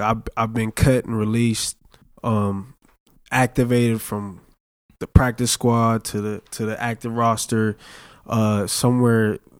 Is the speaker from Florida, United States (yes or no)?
no; California, United States; I'm from California.